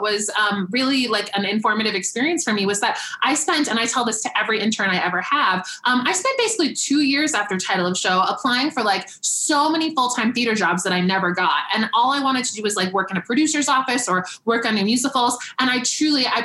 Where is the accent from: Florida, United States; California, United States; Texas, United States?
Florida, United States; South; moved away as an adult; now in New York, United States; I grew up in South Florida